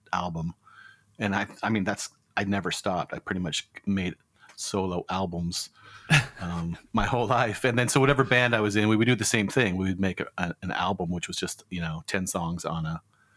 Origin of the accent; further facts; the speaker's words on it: Tacoma, Washington, United States; now in Portland, United States; I'm from Tacoma.